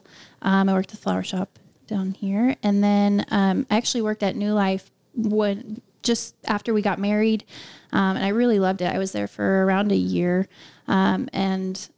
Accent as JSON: {"language": "English", "town": "Culbertson", "region": "Nebraska", "country": "United States", "moved": "yes", "lives_now": "McCook, United States", "said": "I'm from Culbertson-ish. So Collycott."}